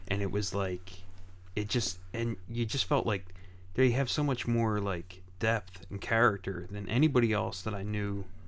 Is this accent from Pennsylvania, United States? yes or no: yes; Philadelphia, Pennsylvania, United States; I grew up in Grace Ferry